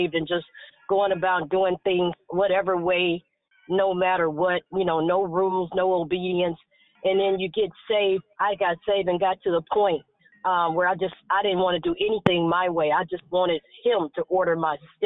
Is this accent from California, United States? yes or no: yes; San Francisco, California, United States; I grew up in San Francisco